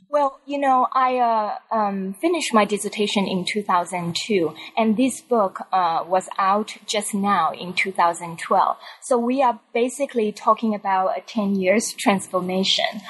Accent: Taiwan; moved away as an adult; I grew up in Taiwan

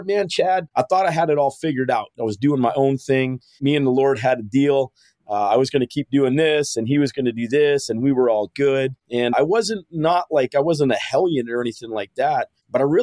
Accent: Calgary, Alberta, Canada; I was born and raised in Calgary, Alberta, Canada

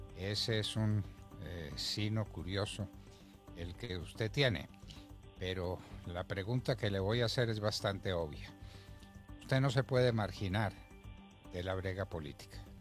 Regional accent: Colombia; nuestro agradecimiento como colombianos

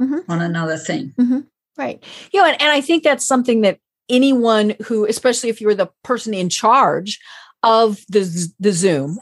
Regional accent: Colorado, United States; I'm from Colorado

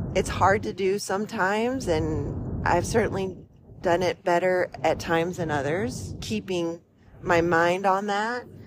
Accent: West Virginia, United States; moved away as an adult; now in Midwest, United States; I grew up in the mountains of West Virginia

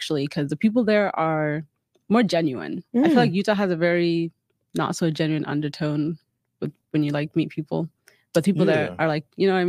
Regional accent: Kakuma, Turkana County, Kenya; But when I was growing up in Kakuma, life there was like normal, but I didn't know that I was living in poverty

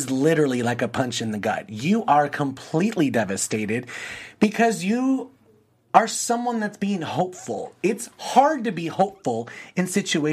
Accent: Los Angeles, California, United States; someone that's from California, like me, LA, we grew up right here by the ocean

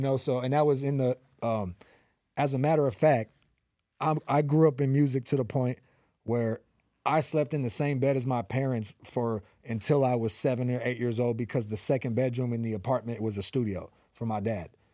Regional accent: Los Angeles, California, United States; also born or lived in Van Nuys; I am from the San Fernando Valley, the eight one eight, born and raised in North Hollywood

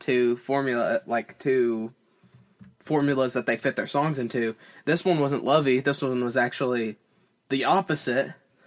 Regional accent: Tennessee, United States; I'm a dude from Tennessee

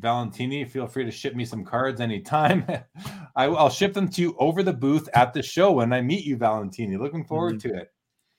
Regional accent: Canada; Yeah, basically, Kurt, you know, as a Canadian vendor, I will take your Canadian dollars

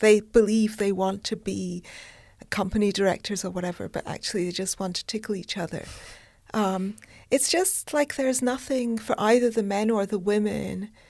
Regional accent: United Kingdom; I'm British

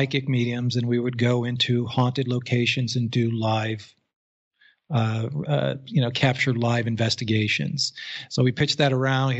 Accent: Newtown, Connecticut, United States; I grew up in Fairfield County, Connecticut. I actually went to Sandy Hook Elementary School as child

